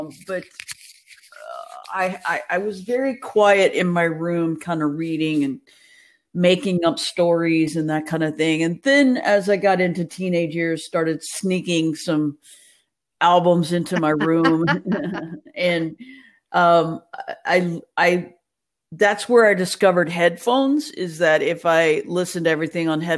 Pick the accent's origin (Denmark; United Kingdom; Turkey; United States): United States; Nacogdoches, Texas; also born or lived in Pensacola, Florida / Houston, Texas / Austin, Texas / Belton, Texas; I am originally from Texas. I born in Pensacola, Florida